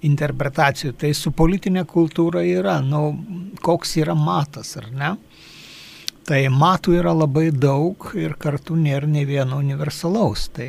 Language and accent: Lithuanian; Lithuania